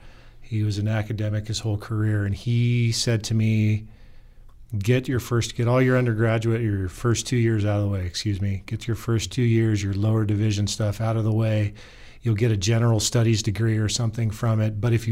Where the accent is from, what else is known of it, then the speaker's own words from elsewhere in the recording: Portland, Oregon, United States; moved away; I come from a city, rather large city, Portland, Oregon.